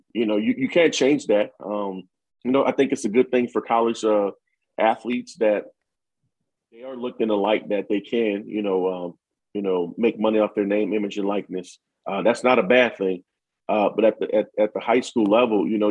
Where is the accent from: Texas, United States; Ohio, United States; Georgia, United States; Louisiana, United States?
Louisiana, United States; now in Michigan, United States; being a Southerner, being from Louisiana